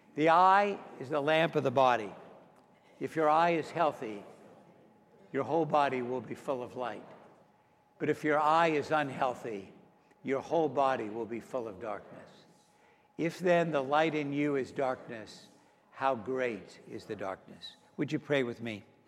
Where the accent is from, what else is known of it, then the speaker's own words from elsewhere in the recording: Pittsburgh, Pennsylvania, United States; moved away; also born or lived in Mount Lebanon, Pennsylvania; I grew up in Pittsburgh, Pennsylvania, home of the six-time Super Bowl champion Steelers.